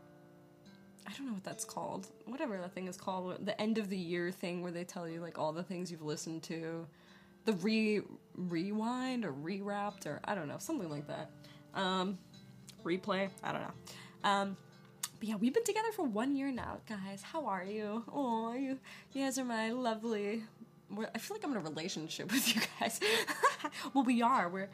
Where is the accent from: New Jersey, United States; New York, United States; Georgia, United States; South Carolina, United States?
New York, United States; moved away as an adult; now in Los Angeles, United States; I'm originally from New York, the East Coast. I moved out here when I was 19 years old by myself